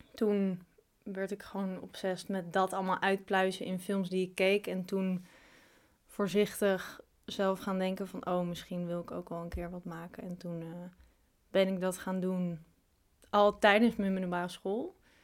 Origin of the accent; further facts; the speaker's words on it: Amstelveen, North Holland, Netherlands; Geboren ook in Amsterdam, maar opgegroeid in Amstelveen.